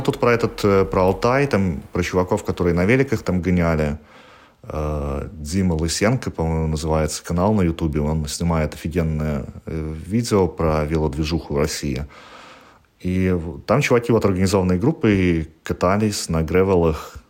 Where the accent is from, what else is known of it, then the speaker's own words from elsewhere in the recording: Belarus; moved away as an adult; now in Gdansk, Poland; я уезжал из Беларуси 4 раза